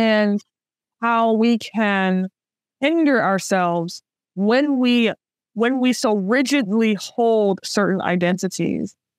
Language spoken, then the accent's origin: English; New Orleans, Louisiana, United States; I'm from New Orleans, the birthplace of jazz